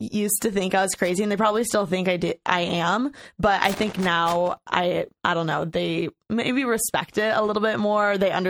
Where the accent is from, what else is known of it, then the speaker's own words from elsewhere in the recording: Bloomington, Indiana, United States; now in Los Angeles, United States; Okay, so I'm from Bloomington, Indiana.